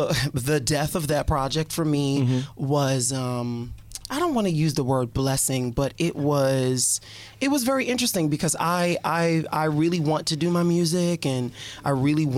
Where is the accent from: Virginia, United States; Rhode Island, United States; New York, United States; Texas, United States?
New York, United States; I'm from New York